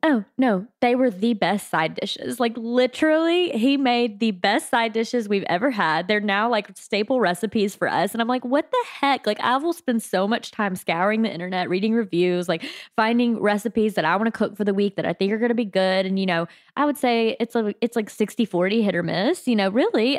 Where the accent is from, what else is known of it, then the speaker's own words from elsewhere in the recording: South Mississippi, United States; I grew up in South Mississippi